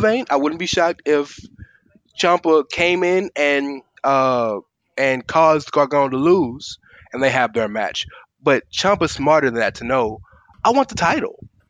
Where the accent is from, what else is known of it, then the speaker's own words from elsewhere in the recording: Houston, Texas, United States; I'm from Houston